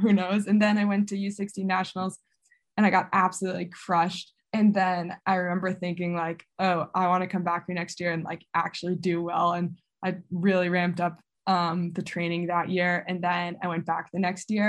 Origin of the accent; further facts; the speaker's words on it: Buffalo, New York, United States; Coming from Buffalo